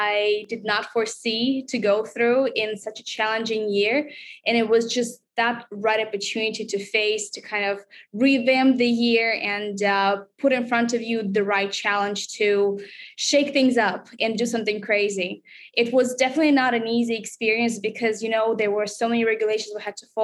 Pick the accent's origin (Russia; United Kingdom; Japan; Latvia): Russia; moved away as an adult; now in Singapore; this is my first experience living overseas outside of Russia